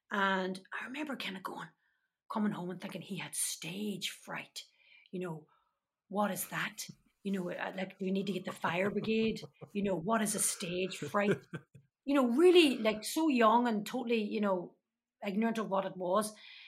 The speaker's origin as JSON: {"language": "English", "town": "Derry", "region": "Northern Ireland", "country": "United Kingdom", "tie": "born or raised there", "said": "And that was very much my case growing up in Derry. I was a Catholic from the bog side."}